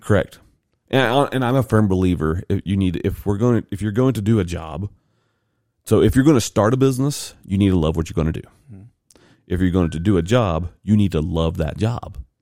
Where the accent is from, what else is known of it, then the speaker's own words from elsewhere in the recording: the South, United States; I'm a white dude from the South